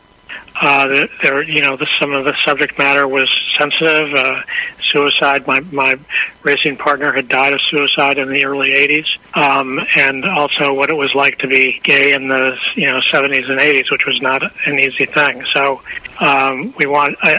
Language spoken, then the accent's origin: English; Chicago, Illinois, United States; I was born in Chicago and right in the city.